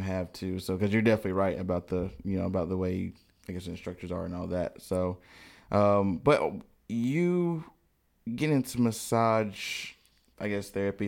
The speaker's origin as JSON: {"language": "English", "town": "High Point", "region": "North Carolina", "country": "United States", "tie": "born or raised there", "said": "I grew up in High Point"}